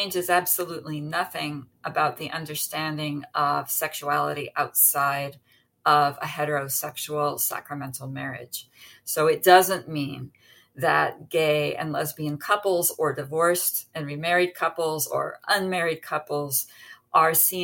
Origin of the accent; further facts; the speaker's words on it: United States; now I'm an American